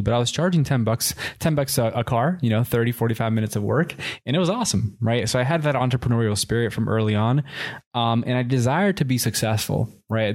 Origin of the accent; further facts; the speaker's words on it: Miami, Florida, United States; also born or lived in Puerto Rico; when we moved from Puerto Rico to Miami, I was about two years old. And I was raised in Miami.